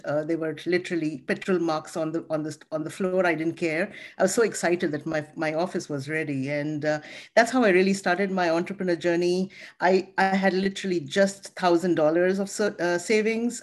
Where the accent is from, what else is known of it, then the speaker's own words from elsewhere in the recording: India; moved away; I come from India. I was born in India. I was raised, um, you know, my, my dad was an army doctor